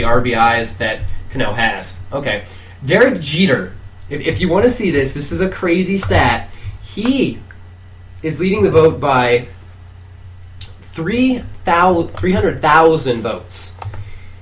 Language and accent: English; Northeast Ohio, United States; We're from Northeast Ohio